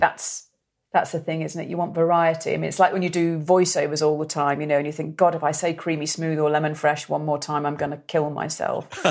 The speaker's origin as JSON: {"language": "English", "area": "the Wirral, Merseyside", "region": "North West England", "country": "United Kingdom", "said": "I'm from the Wirral, from Merseyside, so, so my voice, you know, I didn't have a voice like"}